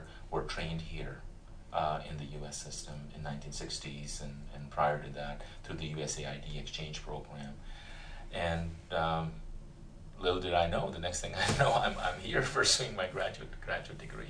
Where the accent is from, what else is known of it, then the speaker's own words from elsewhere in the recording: Punjab, India; moved away as an adult; now in United States; I grew up in India, in the north, central part, and originally from the state of Punjab